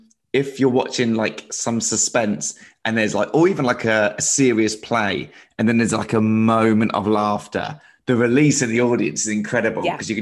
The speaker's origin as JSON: {"language": "English", "region": "England", "country": "United Kingdom", "tie": "born or raised there", "said": "growing up in England"}